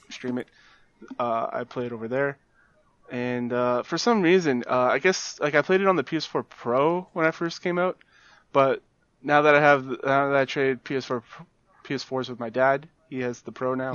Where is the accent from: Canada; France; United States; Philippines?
Canada; as a Canadian, non-American